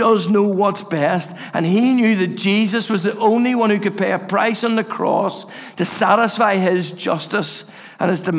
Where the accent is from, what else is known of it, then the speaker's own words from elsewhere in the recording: Castlereagh, Northern Ireland, United Kingdom; I grew up in Castlereagh, and I used to go up to Orangefield Park